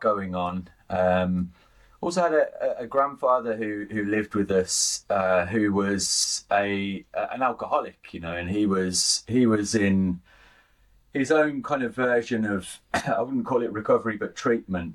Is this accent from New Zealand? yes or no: no; Birmingham, West Midlands, United Kingdom; I'm from Birmingham, uh, grew up in Birmingham through the 80s and 90s